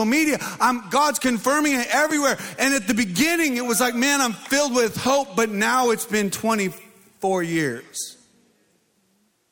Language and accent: English; Mesa, Arizona, United States; I'm from Mesa.